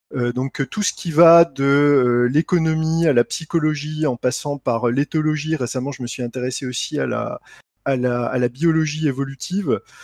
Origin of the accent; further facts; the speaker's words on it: Lunéville, Grand Est, France; also born or lived in Nancy / Reims; je suis euh, de Lorraine, j'ai grandi euh, à Lunéville